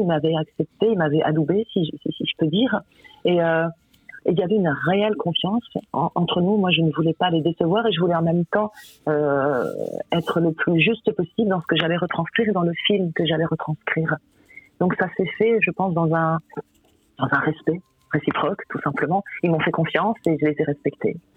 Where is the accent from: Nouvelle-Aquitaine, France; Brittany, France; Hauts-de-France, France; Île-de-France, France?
Hauts-de-France, France; the North; je suis du Nord